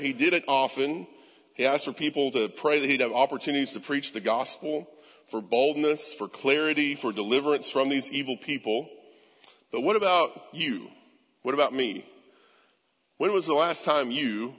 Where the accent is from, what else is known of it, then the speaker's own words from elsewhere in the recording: United States; we'd say we're Americans. American pride, right? Like, man, I'm an American